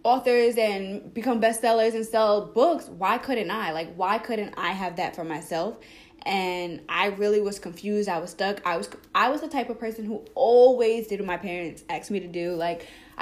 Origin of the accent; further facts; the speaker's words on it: Long Island, New York, United States; I am from Long Island, New York